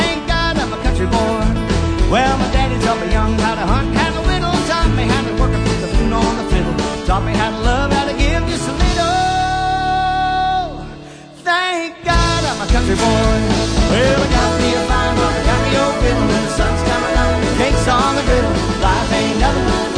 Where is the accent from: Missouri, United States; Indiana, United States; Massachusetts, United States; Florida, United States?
Missouri, United States; Kirbyville; I'm from Kirbyville.